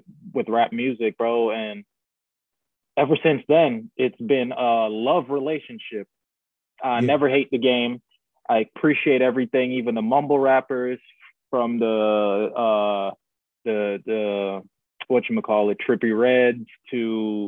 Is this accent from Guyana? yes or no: yes; Guyana; moved away; I grew up in Guyana, which is in South America